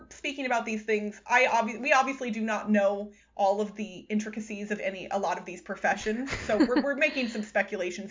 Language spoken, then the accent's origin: English; Missouri and Iowa, United States; I grew up in Missouri and Iowa